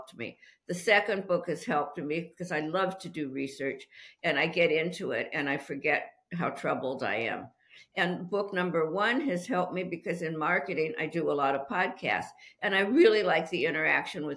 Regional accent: Los Angeles, California, United States; moved away as an adult; now in Petaluma, United States; I'm originally from Los Angeles

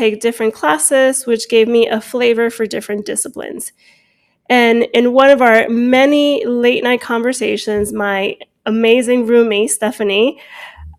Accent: Hudson County, New Jersey, United States; born or raised there; also born or lived in Cuba / Hialeah, Florida

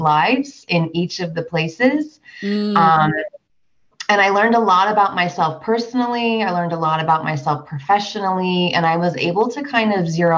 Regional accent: Vermont, United States; moved away as an adult; also born or lived in Washington, D.C. area / Los Angeles; now in Denver, United States; I'm from Vermont originally, born and raised, went to undergrad there.

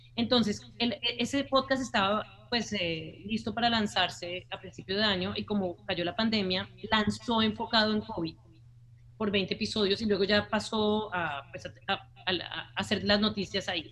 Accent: Colombia; moved away; also born or lived in United States; en nuestro país, pues en Colombia, ya que ambos somos colombianos

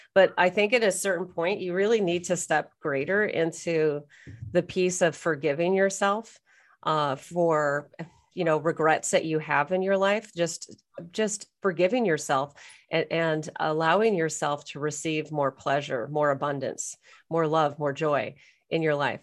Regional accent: United States; now in Canada; I'm American, even though I'm living in Canada

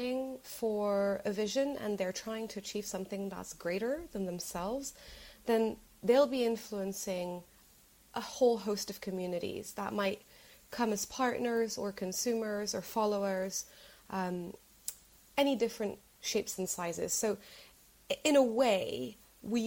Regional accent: Morocco; moved away as an adult; now in London, United Kingdom; I'm originally from Morocco

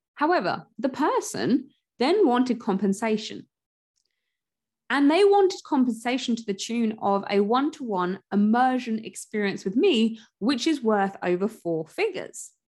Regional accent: United Kingdom; I'm British

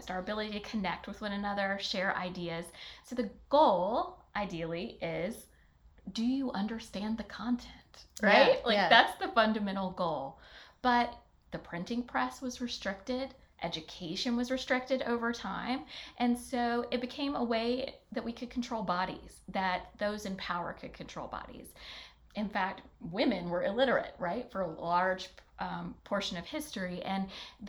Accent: Alabama, United States; moved away as an adult; I grew up in Alabama.

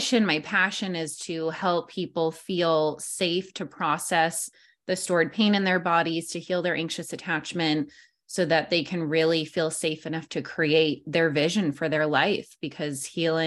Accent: New York, United States; moved away as an adult; now in San Diego, United States; I am from New York

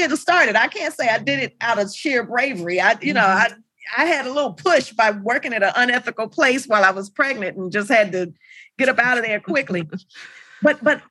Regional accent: Los Angeles, California, United States; I grew up in Los Angeles

